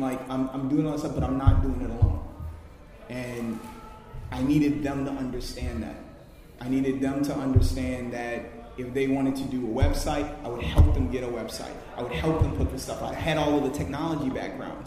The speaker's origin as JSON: {"language": "English", "town": "New Orleans", "region": "Louisiana", "country": "United States", "moved": "as an adult", "lives_now": "New York, United States", "said": "I'm originally from New Orleans. I went through Hurricane Katrina"}